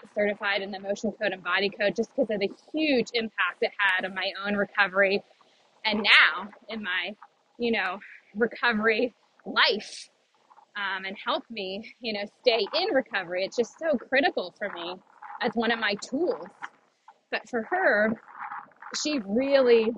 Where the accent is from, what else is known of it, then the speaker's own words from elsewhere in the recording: East Coast, United States; I'm from the East Coast